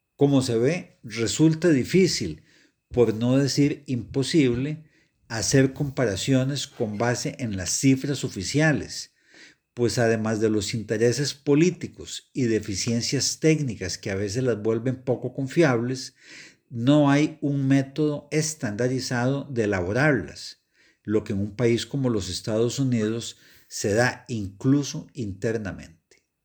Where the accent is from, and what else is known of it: Costa Rica